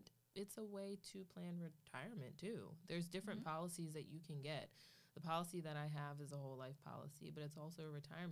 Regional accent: Philadelphia, Pennsylvania, United States; growing up in Philly

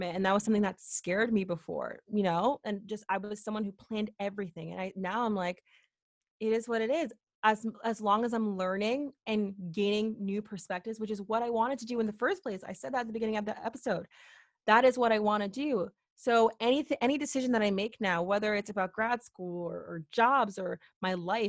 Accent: Connecticut, United States; also born or lived in Boston, Massachusetts; I'm from Connecticut, went to University of Connecticut, stayed in state

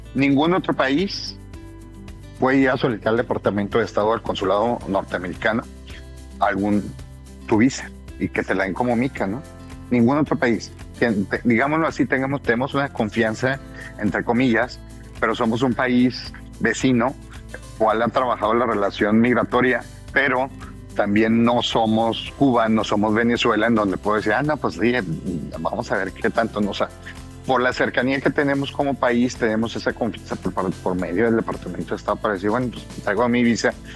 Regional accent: Mexico; como mexicano

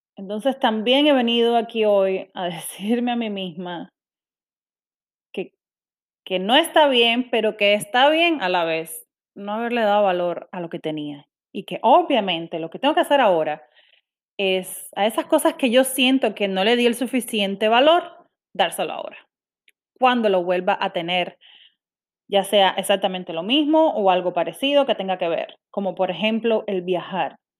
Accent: Cuba; moved away as an adult; yo soy cubana, nací y criada en Cuba.

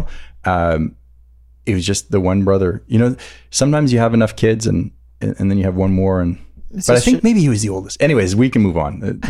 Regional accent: Montreal, Quebec, Canada; Where are you from? I'm like, I don't know, from Montreal.

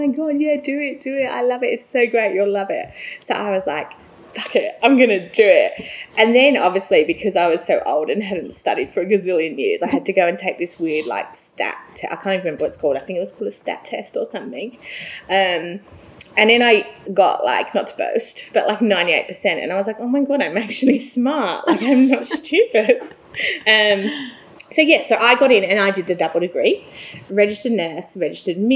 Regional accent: England, United Kingdom; moved away as an adult; now in Australia; I am English and was brought up in England

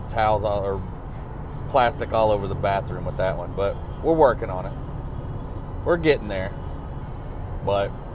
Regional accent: Arkansas, United States; also born or lived in Jackson, Mississippi; growing up in Arkansas

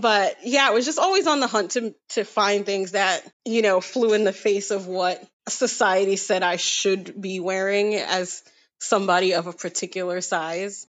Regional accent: New York City, New York, United States; now in Brooklyn, United States; I'm from Queens originally, and now I live in Brooklyn

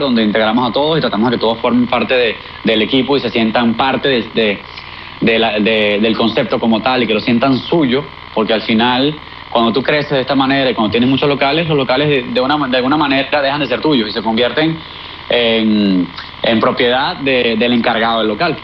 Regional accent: Venezuela; moved away as an adult; nosotros como sociedad, como venezolanos

